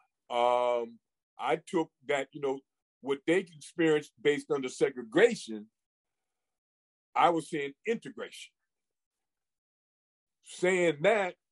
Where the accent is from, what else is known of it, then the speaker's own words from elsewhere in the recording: Hartford, Connecticut, United States; I grew up in Bellevue Square in the north end of Hartford, raised by a single parent